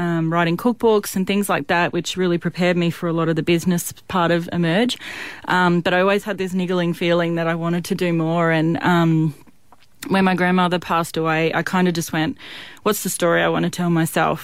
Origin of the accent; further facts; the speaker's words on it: Toowoomba, Queensland, Australia; I grew up here in Toowoomba when I was 13.